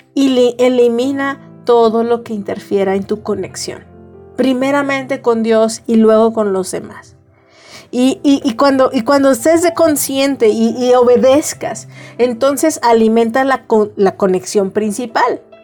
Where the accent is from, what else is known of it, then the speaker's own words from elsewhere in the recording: Mexico; todas como mexicanos